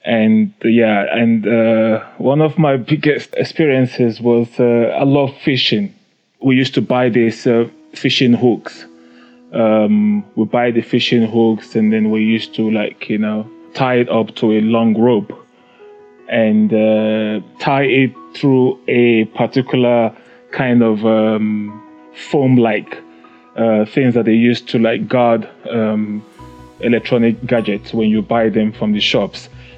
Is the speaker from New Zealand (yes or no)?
no; Nigeria; also born or lived in United Kingdom; now in South Africa; I was born in Nigeria. I grew up partly in Nigeria and a part of it I grew up in the UK.